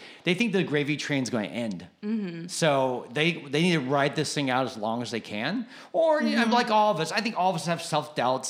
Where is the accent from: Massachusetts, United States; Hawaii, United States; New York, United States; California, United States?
California, United States; Cupertino; I grew up in Cupertino